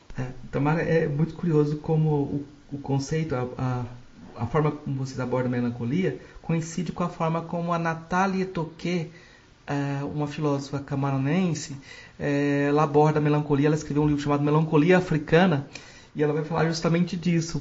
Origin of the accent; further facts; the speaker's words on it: Goiás, Brazil; como eu sou do, de Goiás